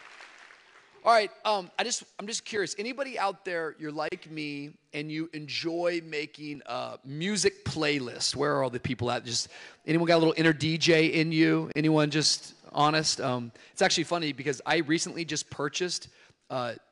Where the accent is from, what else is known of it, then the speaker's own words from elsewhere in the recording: Tacoma, Washington, United States; I grew up in Tacoma, Washington, outside of Seattle